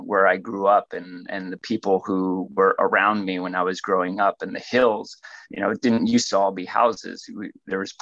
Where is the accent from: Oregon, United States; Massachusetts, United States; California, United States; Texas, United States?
California, United States; Santa Clara; also born or lived in Fremont, California; I was born here in California, in Santa Clara, California. And now I live amazingly 15 miles away